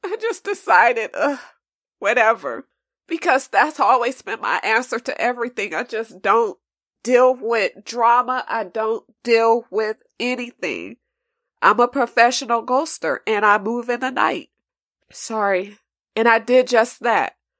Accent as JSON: {"language": "English", "town": "Los Angeles", "region": "California", "country": "United States", "also_born_or_lived": "New York", "said": "I'm from California"}